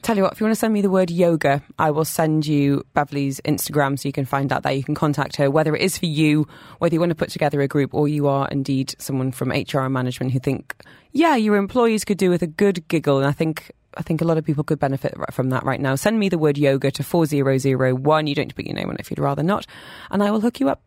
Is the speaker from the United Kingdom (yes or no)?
yes; United Kingdom; I'm British